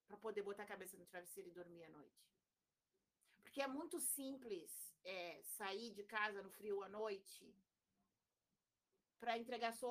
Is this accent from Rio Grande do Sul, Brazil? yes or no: yes; Rio Grande, Rio Grande do Sul, Brazil; now in Porto Alegre, Brazil; Aí eu vim embora para Porto Alegre, né? vim de Rio Grande para Porto Alegre.